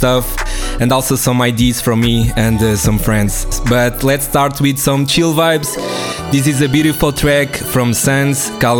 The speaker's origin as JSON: {"language": "English", "region": "Lisbon", "country": "Portugal", "said": "I come from Lisbon"}